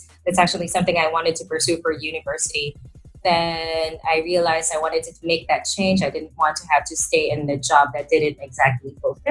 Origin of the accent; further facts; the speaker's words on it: Manila, Metro Manila, Philippines; I am from Manila, so that is the capital of the country.